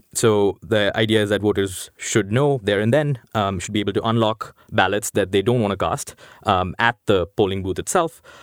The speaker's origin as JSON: {"language": "English", "town": "New Delhi", "region": "Delhi", "country": "India", "tie": "born or raised there", "moved": "as an adult", "lives_now": "United States", "said": "I grew up in India. I grew up in New Delhi."}